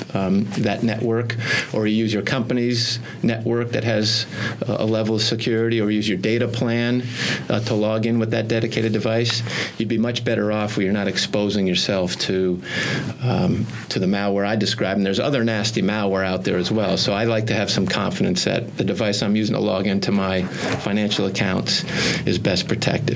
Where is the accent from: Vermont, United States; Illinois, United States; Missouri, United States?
Vermont, United States; Burlington; I grew up in Burlington, Vermont